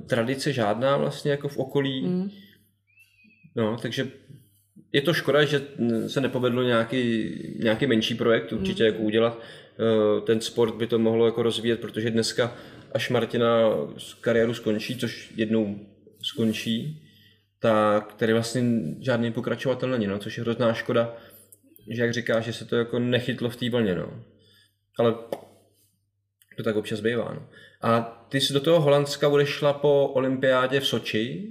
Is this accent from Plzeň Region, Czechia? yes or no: no; Kolín, Central Bohemian Region, Czechia; já jsem z Kolína